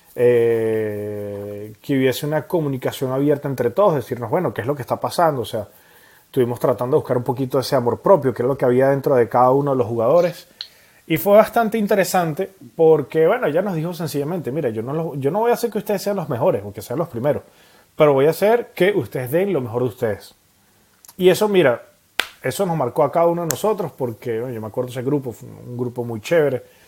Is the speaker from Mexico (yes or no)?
no; Venezuela; now in Montpellier, France; como buenos venezolanos que somos, comiendo arepas